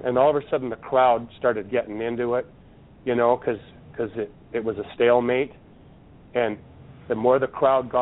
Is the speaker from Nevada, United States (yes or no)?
no; Sturgis, South Dakota, United States; moved away; also born or lived in Washington; my hometown was the next town over in Sturgis, where all the motorcycles rally every year. That's where I went to middle school and high school